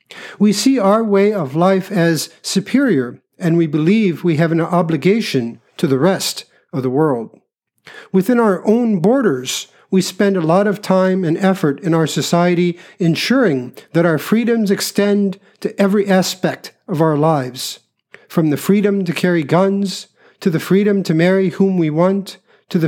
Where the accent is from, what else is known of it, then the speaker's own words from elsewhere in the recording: United States; I'm a ninth generation American. My history here goes back to about 1690.